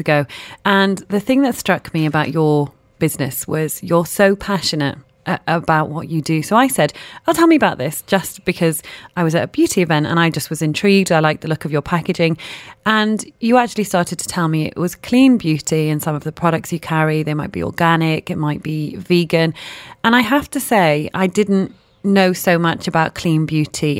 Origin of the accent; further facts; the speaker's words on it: Manchester, North West England, United Kingdom; I'm from Manchester